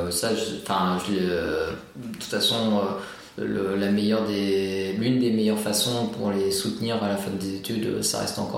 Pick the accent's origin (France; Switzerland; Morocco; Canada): France; on est français, hein